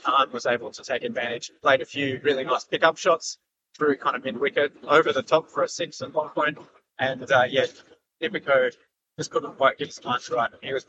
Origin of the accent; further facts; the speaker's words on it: Canada; born there; I've never been, even though I was born in Canada